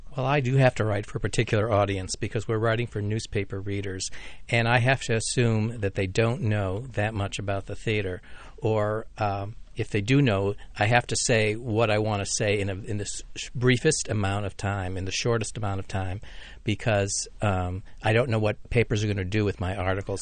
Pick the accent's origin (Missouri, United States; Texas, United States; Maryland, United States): Maryland, United States; Laurel; I grew up in Laurel, Maryland